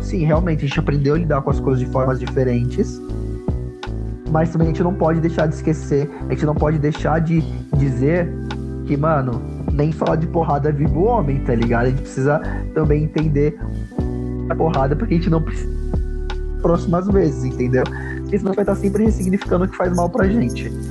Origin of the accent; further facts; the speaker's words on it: São Paulo, Brazil; Eu sou, eu sou de periferia, eu vim do Grajaú, eu cresci num lugar